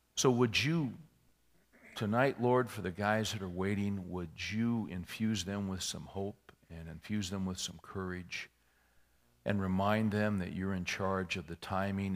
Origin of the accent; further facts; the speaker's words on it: California, United States; moved away; I was born and raised in California.